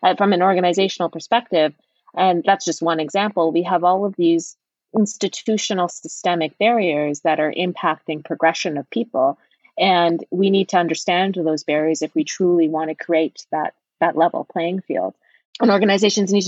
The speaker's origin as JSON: {"language": "English", "country": "Canada"}